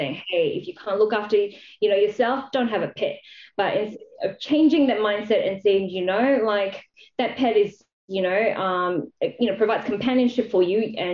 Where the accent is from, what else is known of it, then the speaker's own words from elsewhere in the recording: Malaysia; moved away as an adult; now in Australia; I grew up in Malaysia. I came to Australia to actually study to be a vet